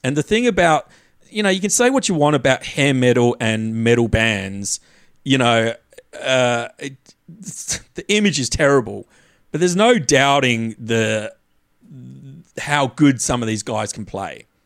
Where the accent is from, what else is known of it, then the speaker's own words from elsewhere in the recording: Tasmania, Australia; moved away; I'd had this uh. idyllic childhood growing up in Tassie